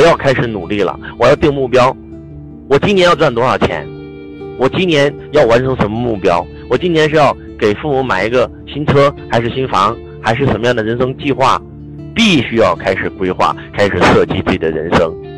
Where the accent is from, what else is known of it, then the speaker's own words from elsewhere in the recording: northern China, China; 家里面跟周老师一样是北方的？我们在北方的这个家里面都有一个，就是。呃，堂屋啊，我们的这个正屋呢